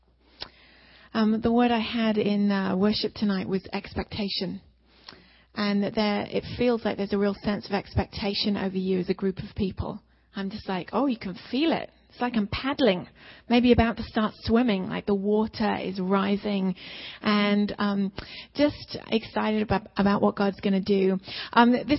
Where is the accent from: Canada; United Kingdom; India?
United Kingdom; England; moved away; we're both from England.